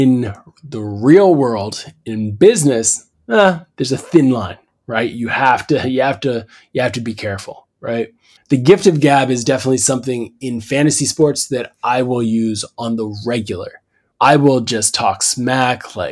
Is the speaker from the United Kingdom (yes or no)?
no; Canada; As a Canadian